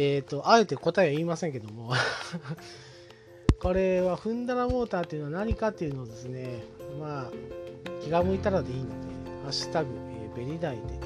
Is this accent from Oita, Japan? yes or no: yes; Oita, Japan; accent: Oita dialect; 僕の住んでる大分県